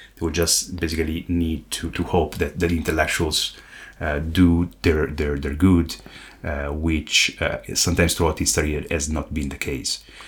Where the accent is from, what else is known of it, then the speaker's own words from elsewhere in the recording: Italy; my home country, Italy